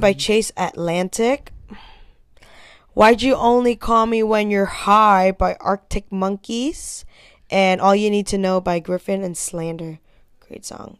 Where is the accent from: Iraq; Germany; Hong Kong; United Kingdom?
Hong Kong; moved away; I grew up in Hong Kong